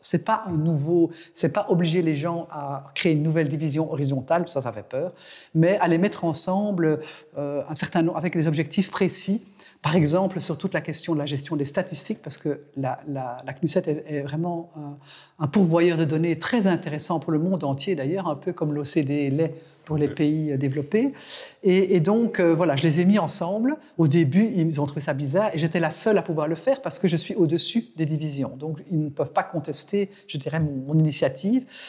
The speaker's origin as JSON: {"language": "French", "country": "Belgium", "said": "chez nous, en Belgique"}